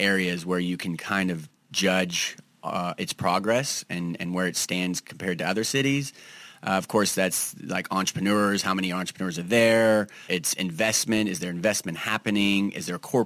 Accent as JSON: {"language": "English", "town": "Kansas City", "region": "Missouri", "country": "United States", "tie": "born or raised there", "also_born_or_lived": "Boulder, Colorado", "said": "KC, which is my hometown"}